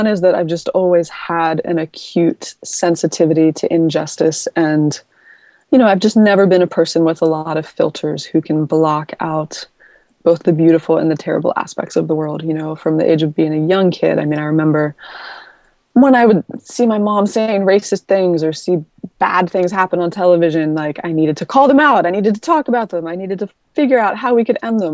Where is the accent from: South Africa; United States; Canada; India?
United States; Virginia; I grew up in Virginia.